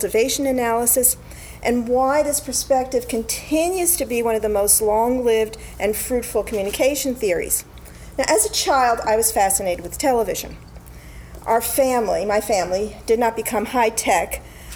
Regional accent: New York City, New York, United States; moved away as an adult; also born or lived in South Central Pennsylvania; I grew up in New York City

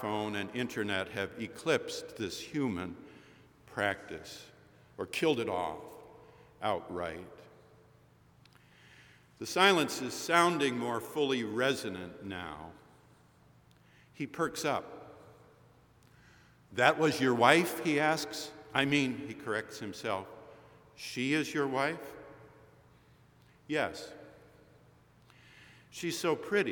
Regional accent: Boston, Massachusetts, United States

